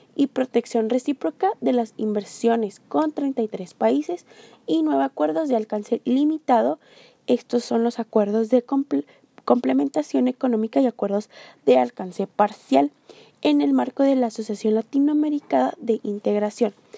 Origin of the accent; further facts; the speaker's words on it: Mexico; nosotros los mexicanos